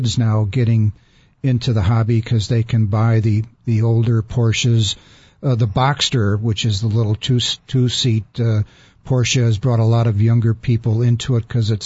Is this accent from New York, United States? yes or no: no; Chicago, Illinois, United States; I'm from the South Side. I went to St. Rita High School and took auto shop there